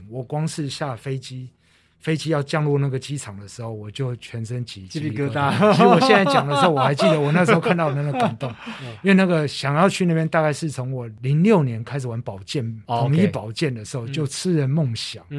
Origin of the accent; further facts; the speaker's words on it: Taiwan; 可能我我们台湾人平常比较耐热，然后那一场来的老外刚好没那么没那么耐热